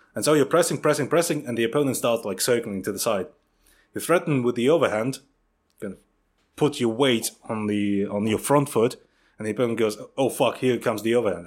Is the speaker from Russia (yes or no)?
yes; Siberia, Russia; moved away; growing up in Russia